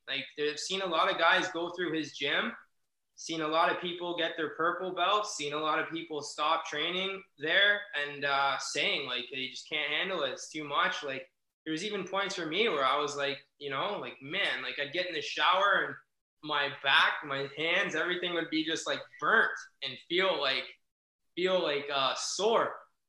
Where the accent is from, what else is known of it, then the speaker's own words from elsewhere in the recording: Canada; they knew I was from Canada, just a young white belt kid.